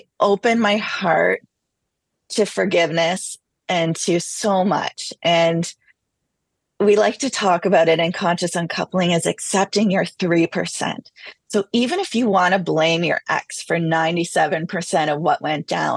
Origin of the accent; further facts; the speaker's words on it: Canada; I'm Canadian